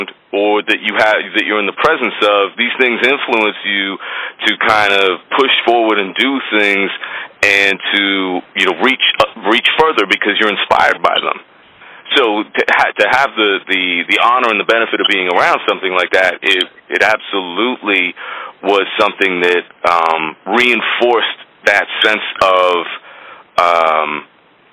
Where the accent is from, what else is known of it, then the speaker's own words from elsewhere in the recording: Toronto, Ontario, Canada; also born or lived in Oakville, Ontario; I grew up in North Toronto